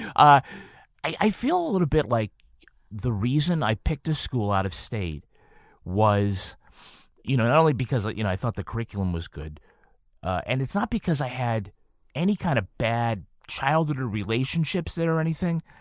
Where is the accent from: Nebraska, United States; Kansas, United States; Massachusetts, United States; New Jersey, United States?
Massachusetts, United States; Holyoke; I'm from Holyoke, Massachusetts